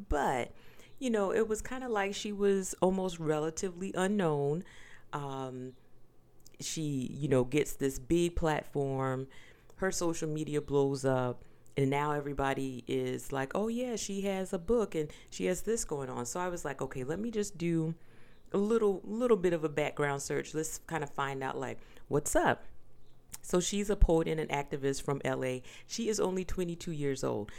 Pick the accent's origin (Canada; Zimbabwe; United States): United States; the South; I am from the South. I grew up on pork